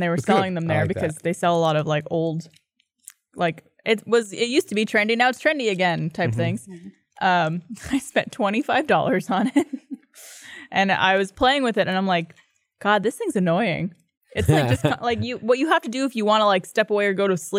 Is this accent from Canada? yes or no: yes; Canada; I'm Canadian.